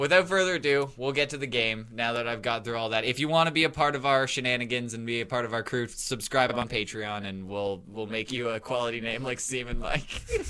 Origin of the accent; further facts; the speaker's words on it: Canada; we're Canadian